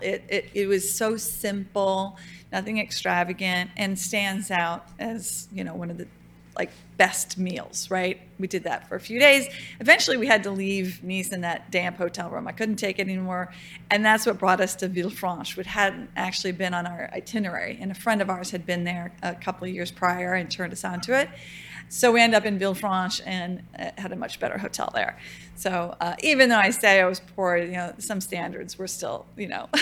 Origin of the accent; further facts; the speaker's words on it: Louisiana, United States; moved away; also born or lived in Virginia / Denmark; I'm from Louisiana